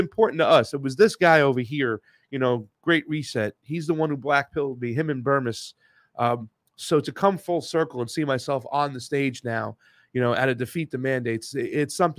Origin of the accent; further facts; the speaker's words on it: Long Island, New York, United States; Long Island originally